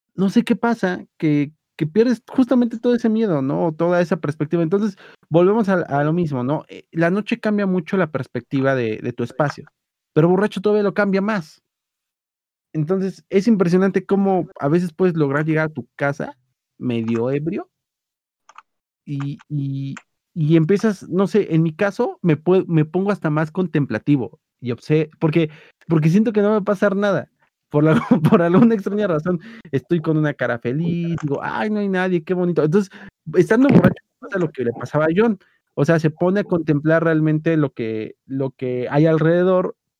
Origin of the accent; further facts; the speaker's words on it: Mexico City, Mexico; como buen defeño, que soy